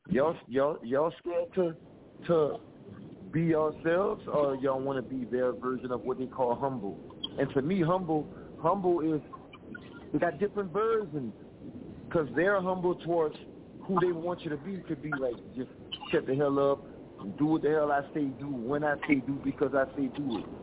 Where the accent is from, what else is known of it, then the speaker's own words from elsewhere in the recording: Lafayette, Louisiana, United States; Okay, well, I'm from Lafayette, Louisiana.